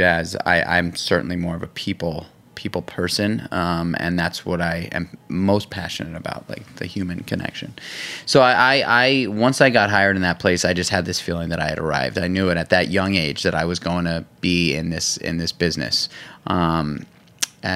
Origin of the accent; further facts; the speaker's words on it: New York City, New York, United States; growing up in New York City